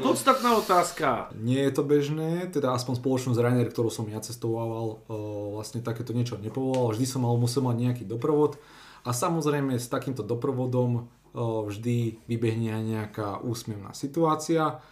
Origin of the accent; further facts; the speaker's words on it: Slovakia; som bol aj hrdý Slovak